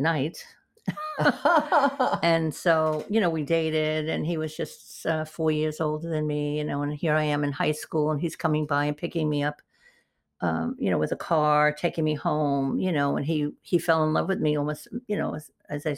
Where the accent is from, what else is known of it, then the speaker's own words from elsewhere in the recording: New York City, New York, United States; moved away as an adult; also born or lived in Topeka, Kansas / Beverly Hills; I was born in the Bronx, New York. So we had a wonderful street life there